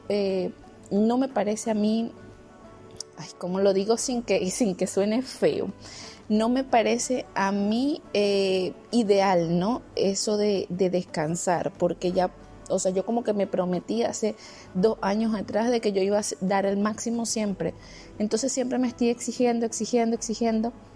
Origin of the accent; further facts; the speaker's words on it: Venezuela; now in Germany; tenía seis años sin visitar mi país y al final pude visitar mi país